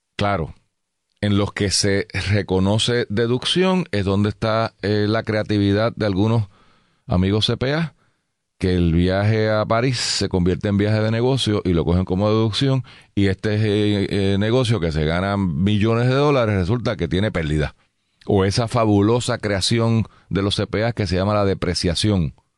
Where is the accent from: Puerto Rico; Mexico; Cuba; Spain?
Puerto Rico; San Juan; venimos vivimos en San Juan, somos de San Juan